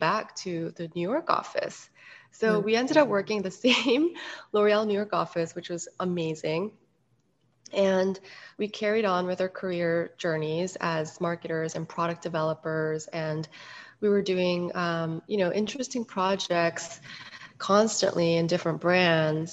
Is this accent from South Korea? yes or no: yes; Seoul, South Korea; moved away; also born or lived in Hong Kong; And I was born and raised in Seoul, Korea. I grew up a little bit also in Hong Kong for a few years.